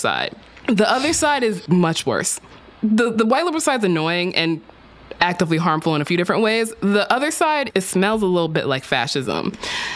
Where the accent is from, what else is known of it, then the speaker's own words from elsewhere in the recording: Texas, United States; my home state of Texas